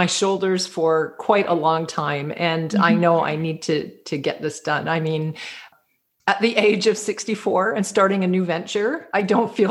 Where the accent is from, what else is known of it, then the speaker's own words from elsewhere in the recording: Canada; also born or lived in Toronto, Ontario; now in New Brunswick, Canada; I am a Canadian, and I live in a little province called New Brunswick